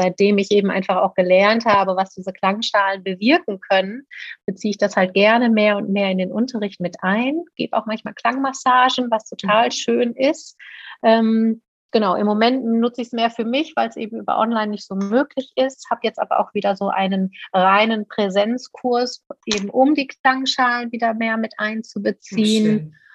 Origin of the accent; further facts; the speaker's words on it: Paderborn, North Rhine-Westphalia, Germany; dass ich äh, in meiner Heimatstadt Paderborn schon ganz lange oder gut befreundet bin